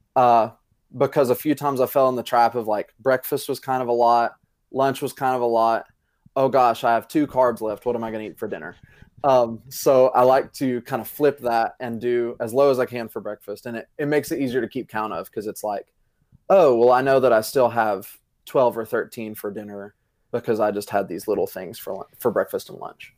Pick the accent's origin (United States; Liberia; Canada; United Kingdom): United States; Greeneville, Tennessee; also born or lived in Johnson City, Tennessee; I am originally from Greenville, Tennessee